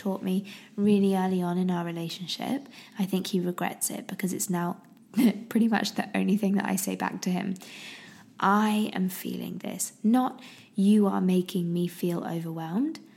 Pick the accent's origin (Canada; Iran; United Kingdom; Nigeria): United Kingdom; I'm very British, very, very British.